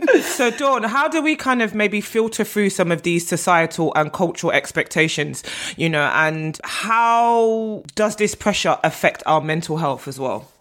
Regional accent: Nigeria; I'm Nigerian and weddings and marriage are a big part of my culture

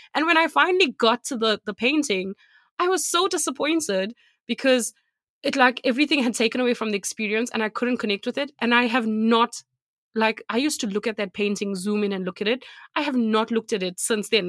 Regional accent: South Africa; moved away; I'm from South Africa

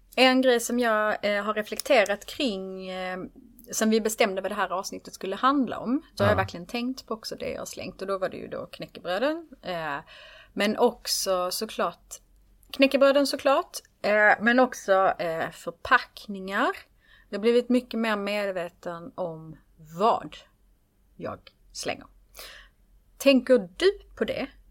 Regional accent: Skåne, Sweden; Jag är i Skåning

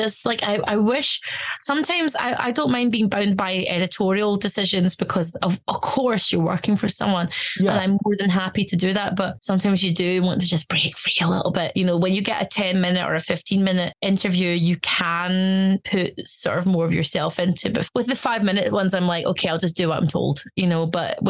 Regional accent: Stuttgart, Baden-Württemberg, Germany; born there; I speak German. I studied German in university. I was born in Stuttgart.

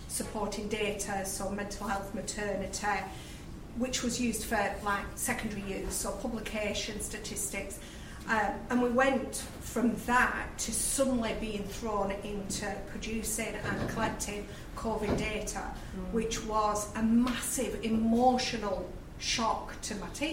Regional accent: Lancashire, North West England, United Kingdom; as you can tell from my accent, I'm from Lancashire

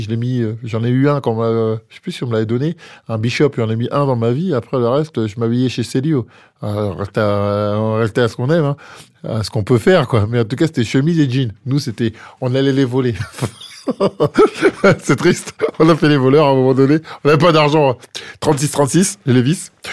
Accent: France; je suis français

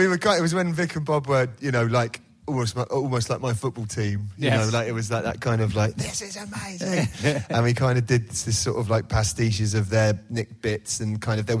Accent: West Country, South West England, United Kingdom; accent: West Country; also born or lived in Plymouth / Southeast London; now in Torquay, United Kingdom; My dad, when he used to visit, used to pull me up on my West Country accent when I had one. Well, I've got one still

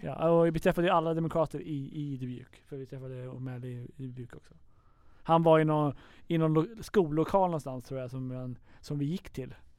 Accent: Sweden; vi kom från Sverige

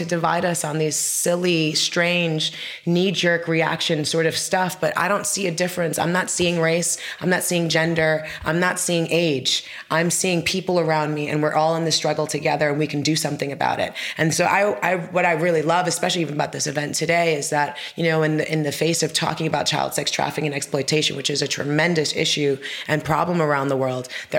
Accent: New York, United States; I grew up in New York

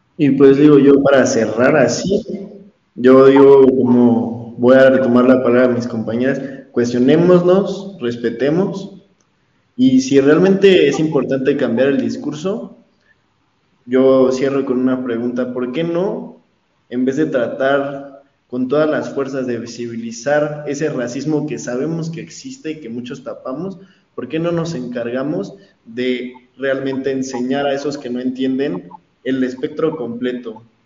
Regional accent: Mexico; soy mexicano

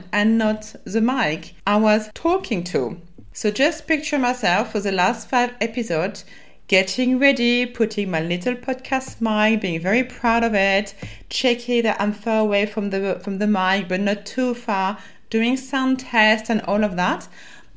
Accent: France; accent: French; my French accent

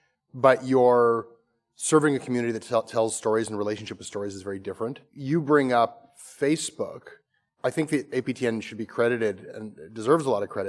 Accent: Toronto, Ontario, Canada; It's just like this part of Canada that you always kind of knew existed growing up in Toronto

